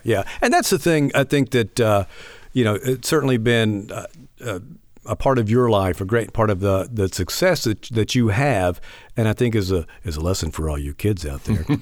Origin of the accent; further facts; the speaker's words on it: Leland, United States; also born or lived in Meridian; growing up in Leland